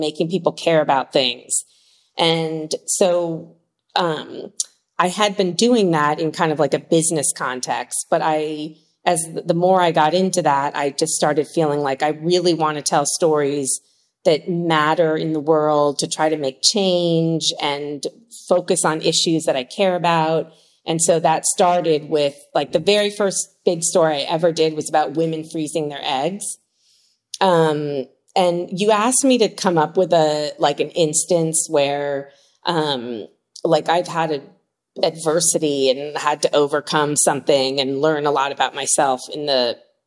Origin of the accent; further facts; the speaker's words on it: Washington, District of Columbia, United States; moved away as an adult; now in California, United States; I moved across the country from Washington, D.C., where I grew up, to California